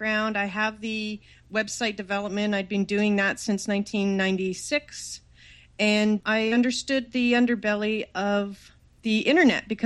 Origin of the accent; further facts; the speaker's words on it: Toronto, Ontario, Canada; moved away as an adult; now in California, United States; I'm from Toronto, Canada, and I moved to California to start this new internet thing.